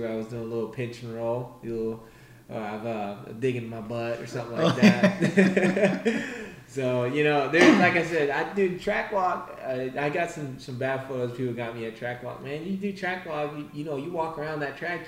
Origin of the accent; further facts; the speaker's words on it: Daytona Beach, Florida, United States; my hometown race, Daytona